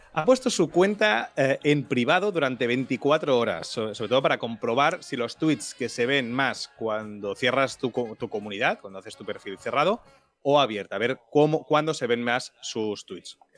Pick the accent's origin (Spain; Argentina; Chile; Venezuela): Spain; Tiana, Catalonia; mi pueblo, Tiana